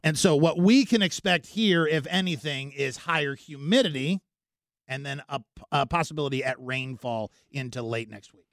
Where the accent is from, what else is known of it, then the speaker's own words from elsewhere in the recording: Tornado Alley, United States; moved away; I'm from Tornado Alley.